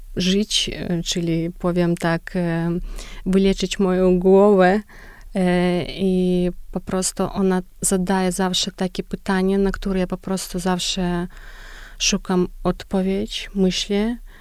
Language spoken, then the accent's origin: Polish; Belarus; Polish is a second language; u nas na Białorusi